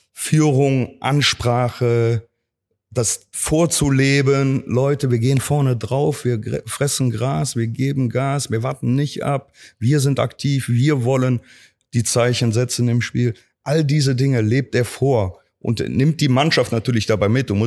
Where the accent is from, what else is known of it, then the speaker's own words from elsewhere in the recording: Cologne, North Rhine-Westphalia, Germany; Ich bin eine Kölsche Junge, ich wohne Klar. hier in Köln, egal wo ich Trainer bin, ob jetzt Saarbrücken, Roster, Cottbus. Also meine Heimat wird immer Köln bleiben.